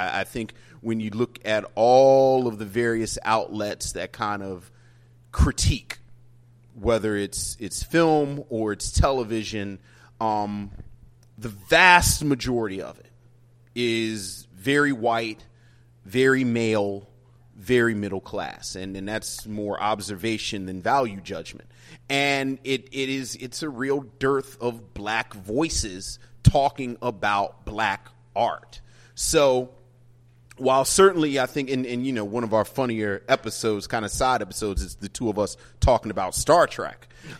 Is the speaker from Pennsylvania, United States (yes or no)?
no; Baltimore, Maryland, United States; moved away; I'm from Baltimore